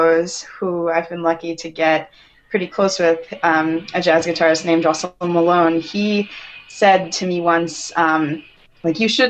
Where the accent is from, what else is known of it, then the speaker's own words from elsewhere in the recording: Winnipeg, Manitoba, Canada; moved away; I'm from Winnipeg originally. And I'm a jazz guitarist. I grew up here